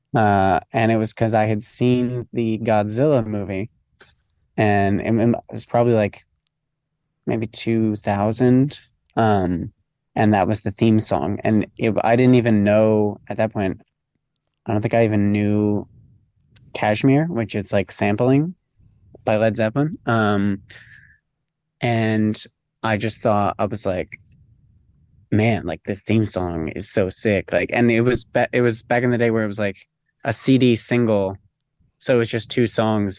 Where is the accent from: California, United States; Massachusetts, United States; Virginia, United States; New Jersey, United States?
New Jersey, United States; I grew up in New Jersey, kind of like just outside New York City.